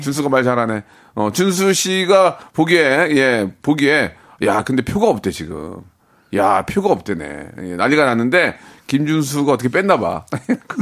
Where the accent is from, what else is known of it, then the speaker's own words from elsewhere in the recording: South Korea; 대한민국 사람으로서